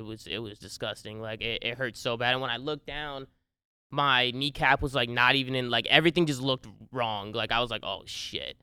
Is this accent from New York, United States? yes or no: no; New Jersey, United States; I grew up, uh, born and raised in Jersey